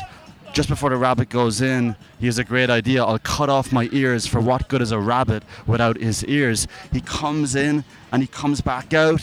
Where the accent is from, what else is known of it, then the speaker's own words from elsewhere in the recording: Ireland; I'm Irish